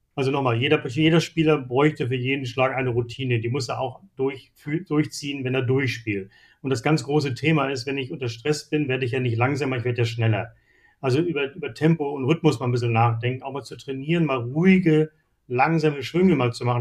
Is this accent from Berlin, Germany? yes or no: no; Seevetal, Lower Saxony, Germany; Ich bin groß geworden in Hamburg-Hittfeld